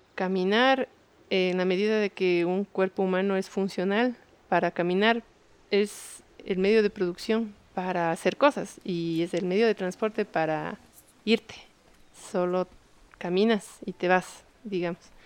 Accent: Quito, Pichincha, Ecuador; soy de aquí de Quito

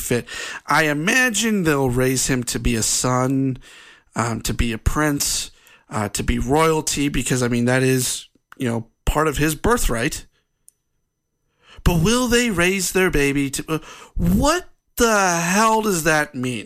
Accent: United States; as an American

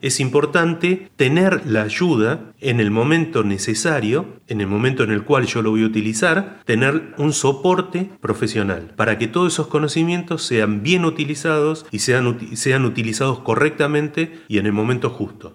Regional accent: northern Santa Fe, Argentina; yo soy del norte de Santa Fe, soy santafecino

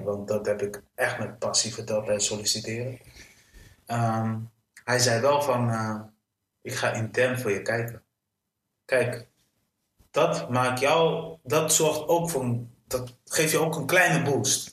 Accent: Delfzijl, Groningen, Netherlands; ik ben geboren in Delfzijl

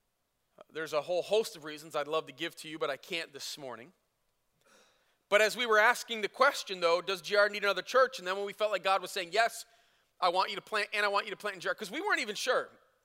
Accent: Flint, Michigan, United States; moved away as an adult; also born or lived in Chicago; now in Grand Rapids, United States; I did not want to move to Grand Rapids 19 years ago when God called us. I grew up in Chicago when I was a little kid, and then Flint from then on.

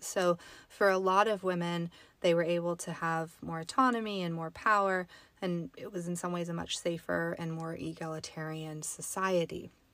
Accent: the Sierra, California, United States; I grew up in the Sierra. I grew up, um, near some pretty famous mining towns

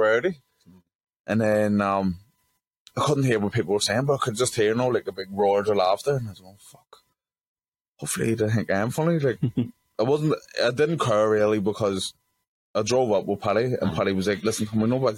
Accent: Belfast, Northern Ireland, United Kingdom; I'm from West Belfast as well

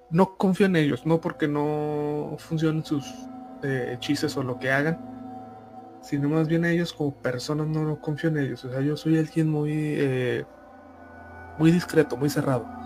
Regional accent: Ica, Peru; Un día me fui de viaje a una provincia de mi tierra natal, que es la ciudad de Ica, en Perú.

